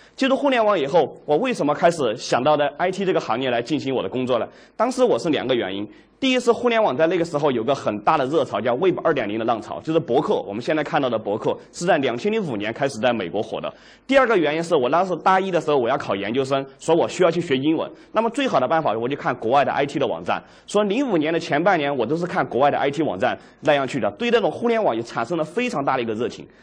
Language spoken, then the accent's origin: Chinese; Dujiangyan, Sichuan, China; also born or lived in Chengdu; 我的老家是独江堰